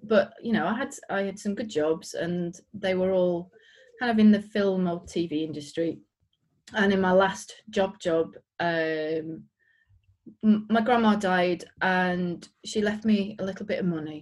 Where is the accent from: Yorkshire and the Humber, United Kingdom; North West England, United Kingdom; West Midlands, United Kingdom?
Yorkshire and the Humber, United Kingdom; now in West Yorkshire, United Kingdom; I'm from around here. I'm in West Yorkshire. I grew up in North Yorkshire.